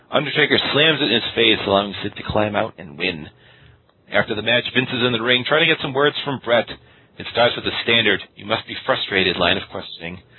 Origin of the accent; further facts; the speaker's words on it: Worcester, Massachusetts, United States; my hometown of Worcester, Massachusetts